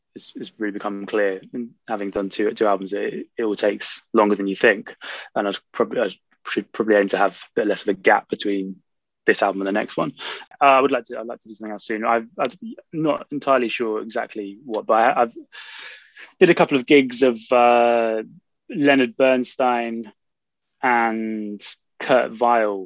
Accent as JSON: {"language": "English", "area": "Norfolk", "region": "East of England", "country": "United Kingdom", "tie": "born or raised there", "said": "I grew up in Norfolk, in the east of England"}